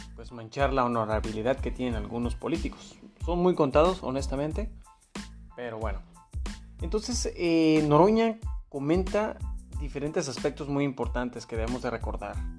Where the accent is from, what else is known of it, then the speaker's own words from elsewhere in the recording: Mexico; como mexicanos